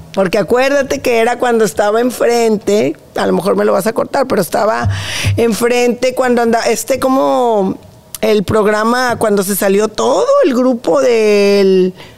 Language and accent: Spanish; Monterrey, Nuevo León, Mexico; Soy, somos regios